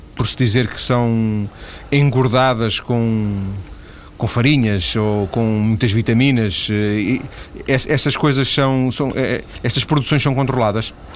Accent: Lisbon, Portugal; now in northern Portugal; Eu, eu nasci em Lisboa, já, já vivo no norte há, há muitos, muitos anos, lembro-me da minha mãe comprar em Lisboa cachuchos

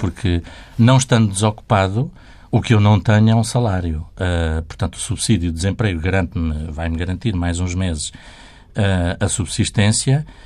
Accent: Portugal; Como nasci em Portugal, fui educado na tradição católica

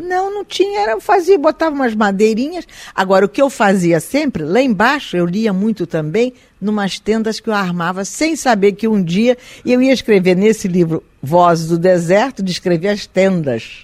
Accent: Brazil; also born or lived in Galicia, Spain; eu me sinto uma brasileira hoje

